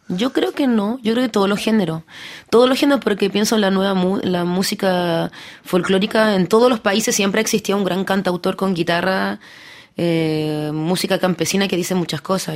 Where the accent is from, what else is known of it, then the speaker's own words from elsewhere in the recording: Paris, Île-de-France, France; also born or lived in Lille, France; yo nací en Lille, después me vine a París, muy joven.